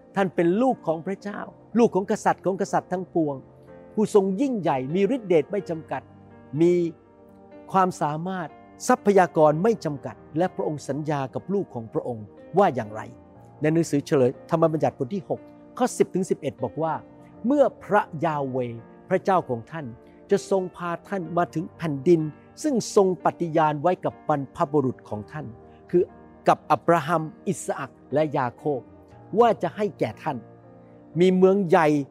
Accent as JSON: {"language": "Thai", "country": "Thailand", "moved": "as an adult", "lives_now": "United States", "said": "ผมเป็นคนไทย"}